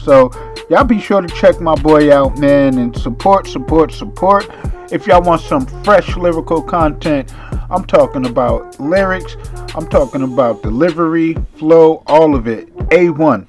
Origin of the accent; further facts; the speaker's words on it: Boston, Massachusetts, United States; now in New Jersey, United States; I'm from Boston. Born and raised